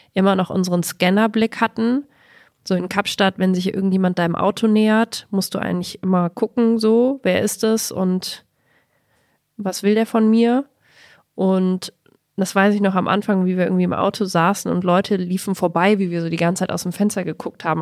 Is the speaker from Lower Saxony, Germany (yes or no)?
no; Bavaria, Germany; now in Berlin, Germany; Ich als Bayerin